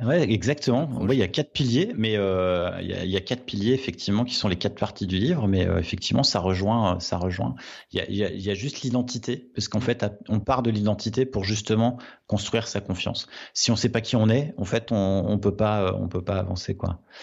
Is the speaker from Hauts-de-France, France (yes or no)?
yes; Nord, Hauts-de-France, France; Je suis du Nord